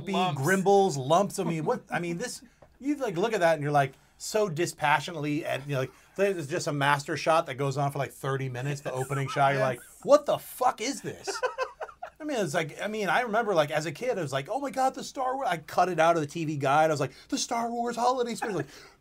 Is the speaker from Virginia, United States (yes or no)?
no; West Haven, Connecticut, United States; I grew up in West Haven right along the coast.